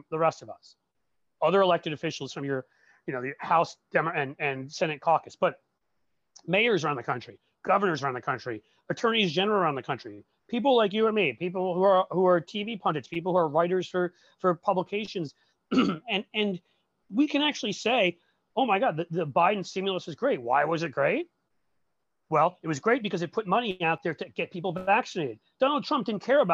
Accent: New York City, New York, United States; growing up in Manhattan

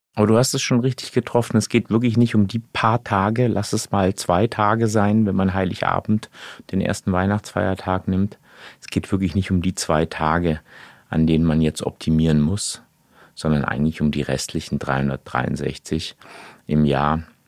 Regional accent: Portugal; Ich bin ja Portugiese, ja, ne, habe auch noch einen portugiesischen Pass

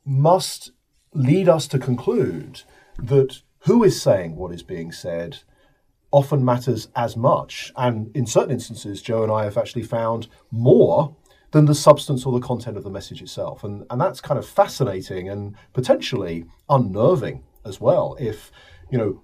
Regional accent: United Kingdom; I am from the United Kingdom, as you can probably guess from my accent

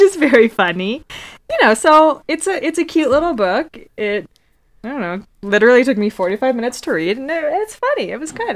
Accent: New York City, New York, United States; us as New Yorkers

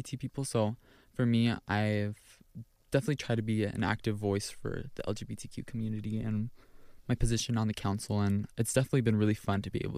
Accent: Orem, Utah, United States; I am from here. I was born in Orem, Utah, but both of my parents are from Aguascalientes, Mexico

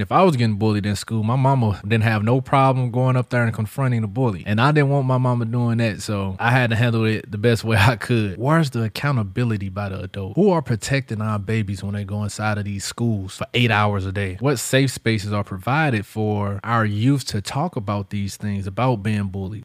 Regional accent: St. Louis, Missouri, United States; now in Central Florida, United States; my hometown in Saint Louis

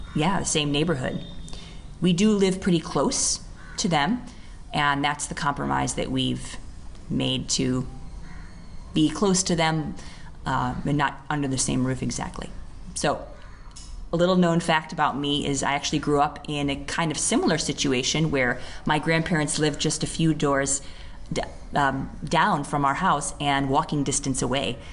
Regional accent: United States; now in India; I'm from the US

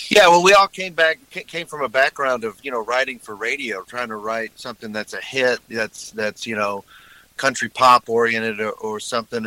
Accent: Texas, United States; moved away; I'm from Texas

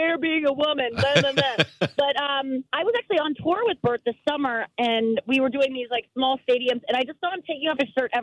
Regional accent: St. Louis, Missouri, United States; I'm from St. Louis

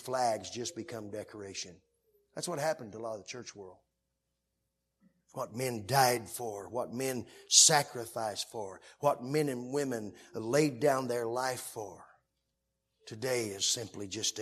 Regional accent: Creal Springs, Illinois, United States; moved away; I'm from Creel Springs, Illinois. Mega metropolis, about 800 people

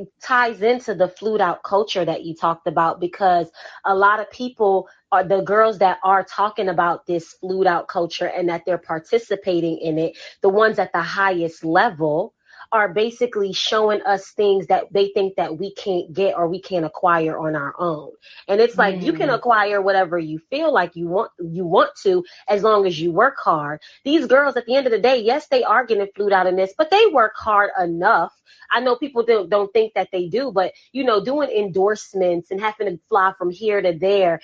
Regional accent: Atlanta, Georgia, United States; I grew up in Atlanta

